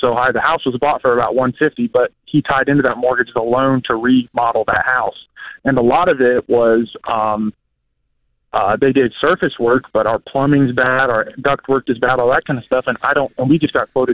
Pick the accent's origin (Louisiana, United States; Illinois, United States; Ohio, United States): Ohio, United States; moved away as an adult; also born or lived in Florida; I'm originally from Ohio. I went to school down in Florida